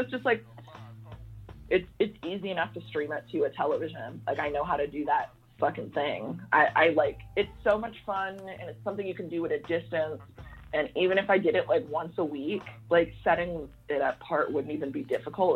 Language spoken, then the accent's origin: English; Fort Worth, Texas, United States; That's right where I'm from, Fort yes. Worth